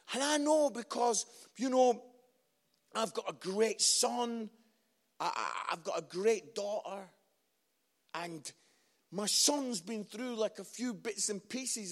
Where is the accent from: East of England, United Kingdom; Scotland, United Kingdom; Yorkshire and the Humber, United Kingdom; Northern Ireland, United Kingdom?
Scotland, United Kingdom; I'm Scottish